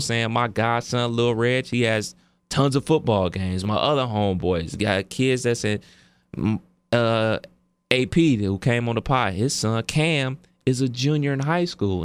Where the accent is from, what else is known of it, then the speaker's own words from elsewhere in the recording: Cleveland Heights, Ohio, United States; me and my brother, uh, we went to the Rival High School, which is Cleveland Heights